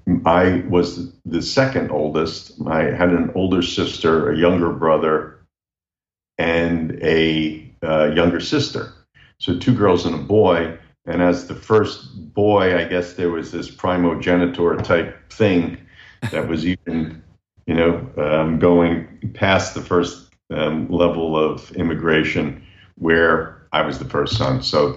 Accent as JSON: {"language": "English", "region": "Neuchâtel", "country": "Switzerland", "tie": "born or raised there", "said": "So I was born in Neuchâtel, to answer the question directly. And it really influenced my culture because I grew up in a household there of bilingual speaking folks"}